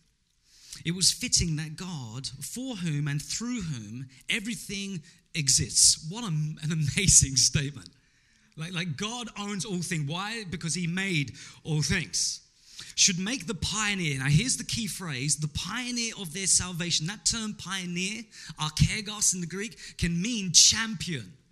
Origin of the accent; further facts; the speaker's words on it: England, United Kingdom; the Pakistani community in my hometown in England